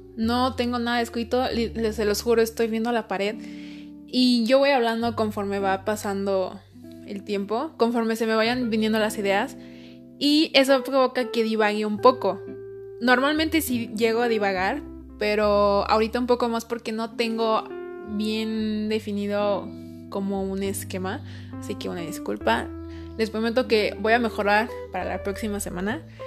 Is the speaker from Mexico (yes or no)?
yes; Mexico; no soy americana, soy más mexicana que el chile.